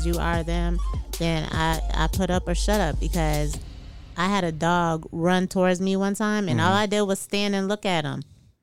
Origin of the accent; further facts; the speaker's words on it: New York, United States; I'm from New York.